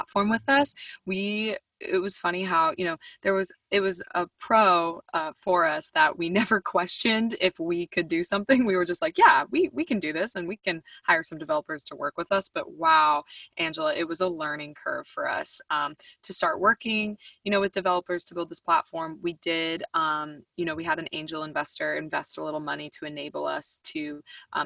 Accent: Boston, Massachusetts, United States; moved away as an adult; also born or lived in Nashville, Tennessee; I grew up in Boston, Massachusetts

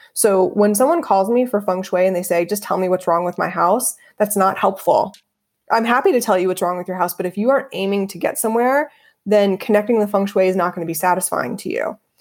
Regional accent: Dayton, Ohio, United States; moved away as an adult; also born or lived in Los Angeles; I'm born and raised in Dayton, Ohio

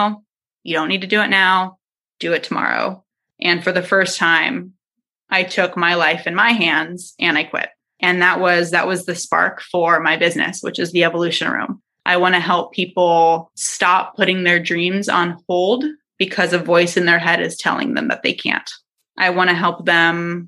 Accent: San Diego, California, United States; I'm from San Diego. So I went to San Diego State University

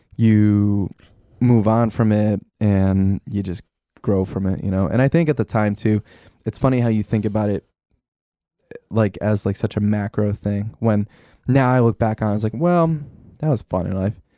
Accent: Denville, New Jersey, United States; I grew up in Denville

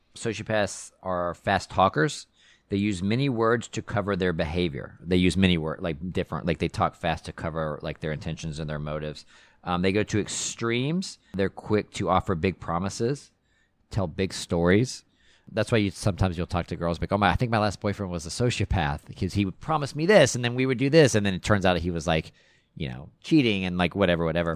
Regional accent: Texas, United States; growing up in Texas

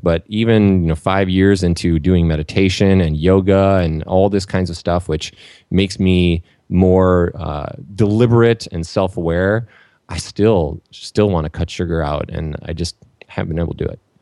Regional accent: Saint Paul, Minnesota, United States; I grew up in Saint Paul, Minnesota

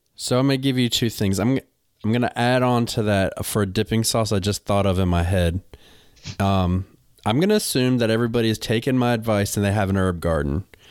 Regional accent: North Carolina, United States; I'm from North Carolina.

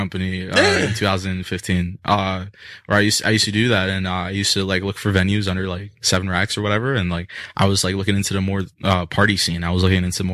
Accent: New York City, New York, United States; I'm from Brooklyn.

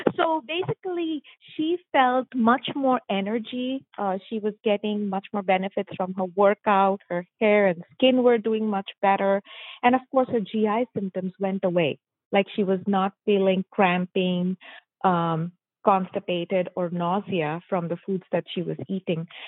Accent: Mumbai, Maharashtra, India; moved away as an adult; I am born and raised in Mumbai, India

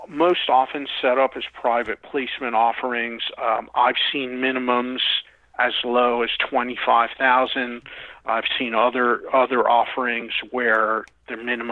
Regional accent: Philadelphia, Pennsylvania, United States; I'm from Philadelphia

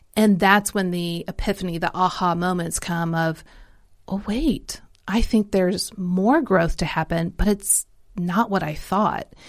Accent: Kansas City, United States; accent: Midwestern; I grew up in Kansas City, so it's very Mid, Midwestern accent

